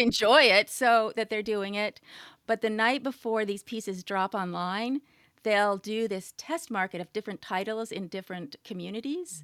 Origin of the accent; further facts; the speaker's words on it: California, United States; I grew up in California